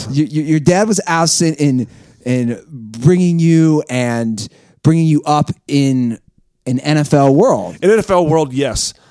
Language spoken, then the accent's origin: English; Virginia, United States; also born or lived in Ann Arbor, Michigan; I grew up in Virginia